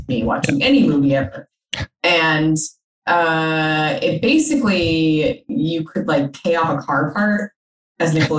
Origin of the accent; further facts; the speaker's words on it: Colorado, United States; I'm from Colorado